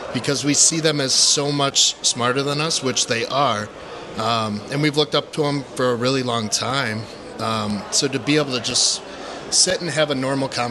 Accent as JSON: {"language": "English", "town": "Chicago", "region": "Illinois", "country": "United States", "said": "We are from the Chicago area, northwest suburbs."}